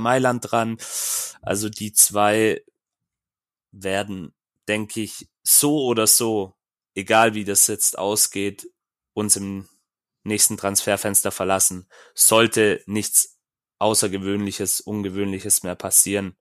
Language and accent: German; Swabia, Germany; wie man bei uns im Schwabenland sagt